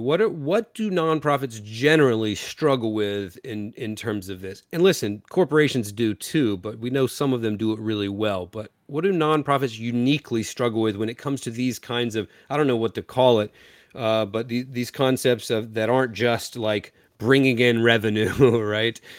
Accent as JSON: {"language": "English", "region": "Eastern North Carolina", "country": "United States", "said": "I'm from Eastern North Carolina, which is rich in, in culture and history."}